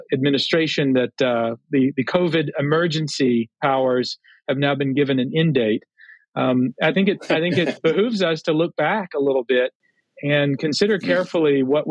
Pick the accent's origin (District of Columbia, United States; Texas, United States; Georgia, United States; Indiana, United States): Texas, United States; now in Connecticut, United States; being a Texan by birth